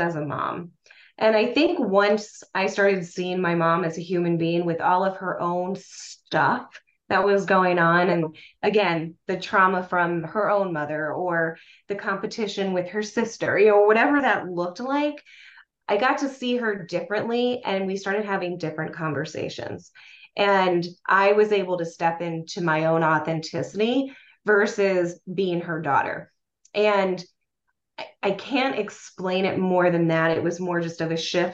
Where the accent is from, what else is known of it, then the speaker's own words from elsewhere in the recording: Lancaster, Pennsylvania, United States; I grew up in Lancaster, Pennsylvania, and in Lancaster, where I grew up